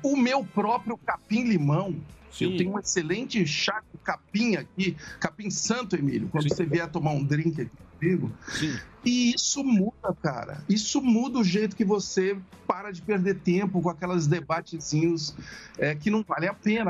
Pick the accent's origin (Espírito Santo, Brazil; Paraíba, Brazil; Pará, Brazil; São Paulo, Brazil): São Paulo, Brazil; Ituverava; moved away; eu sou do interior, né? Eu sou de Tuverável. Eu, a minha infância foi, foi ligada a fazenda